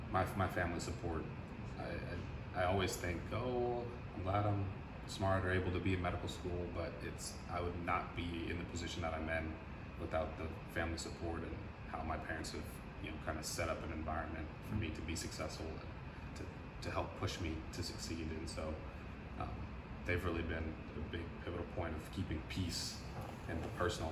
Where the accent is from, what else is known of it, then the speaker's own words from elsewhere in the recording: San Antonio, Texas, United States; also born or lived in Germany / Arizona; So my parents were in the military, so I was born in Germany. Okay. And then I moved to the States when I was 2. And then we lived in Arizona for a little bit, and I moved to San Antonio when I was in first grade. So I claim San Antonio is my home.